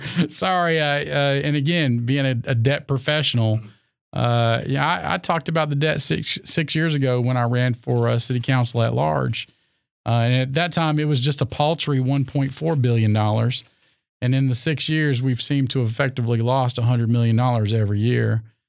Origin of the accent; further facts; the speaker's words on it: Raleigh, North Carolina, United States; I'm born here from Raleigh, North Carolina. I was born at Old Rex Hospital. I grew up in a small area called Wake Crossroads, which is just a little north of town.